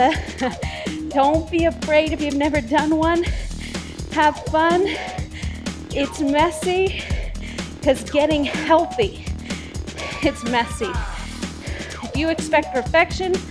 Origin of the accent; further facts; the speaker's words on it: Phoenix, Arizona, United States; I was born in Phoenix, Arizona